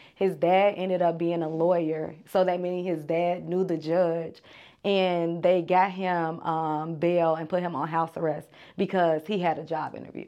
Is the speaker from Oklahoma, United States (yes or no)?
no; Chicago, Illinois, United States; I am from the south side of Chicago